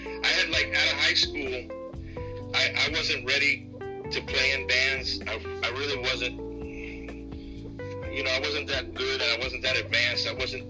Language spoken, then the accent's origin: English; Miami, Florida, United States; also born or lived in New York City; I grew up in Miami, Coral Gables, Miami area. I was born in New York, but we left New York City when I was 4 and moved to Florida.